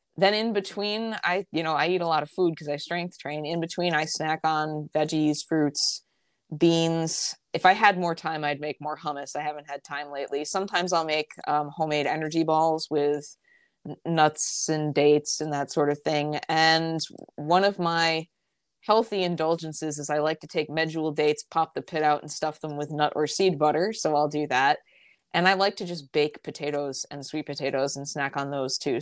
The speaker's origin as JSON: {"language": "English", "area": "just outside of Albany", "region": "upstate New York", "country": "United States", "said": "I am from upstate New York, uh, just outside of Albany, and I still live there"}